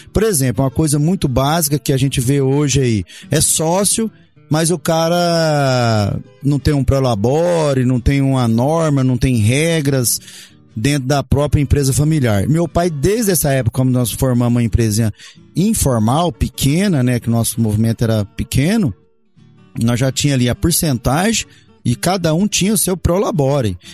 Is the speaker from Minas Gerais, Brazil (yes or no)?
no; Montividiu, Goiás, Brazil; also born or lived in Goioerê, Paraná / Rio Verde, Goiás; cresci ali em Montevidil